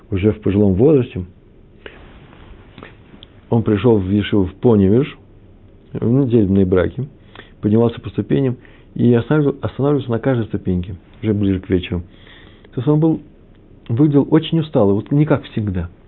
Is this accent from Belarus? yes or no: no; Kyiv, Ukraine; А вообще-то Киев, мой родной город, там все детство провел, все летние месяца в родни, на Подоле я жил.